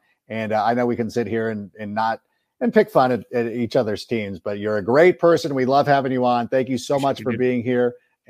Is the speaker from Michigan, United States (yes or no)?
no; Southern California, United States; I grew up in Southern California, so I root for the Angels.